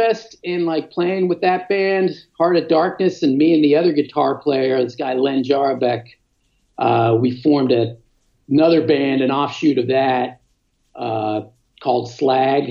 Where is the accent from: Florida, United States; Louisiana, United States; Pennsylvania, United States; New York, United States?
Pennsylvania, United States; State College; my hometown of State College, Pennsylvania